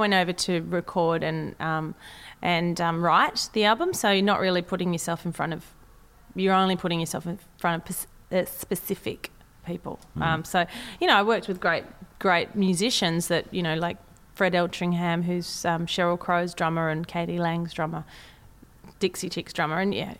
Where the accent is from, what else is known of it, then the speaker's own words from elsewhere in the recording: Sydney, New South Wales, Australia; accent: Australian; you know, my accent is Australian. Mm. You know, I don't. It's not even Sydney accent now. It's kind of like, where did I grow up? I don't know.